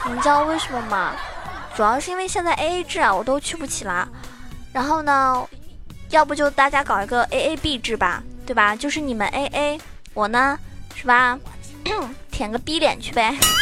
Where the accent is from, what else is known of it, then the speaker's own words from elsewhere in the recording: Zhejiang, China; 我是浙江人